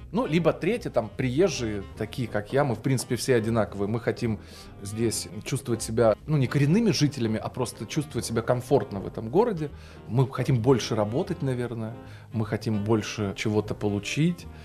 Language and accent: Russian; Moscow, Russia; Да мне все нравится, я москвичка.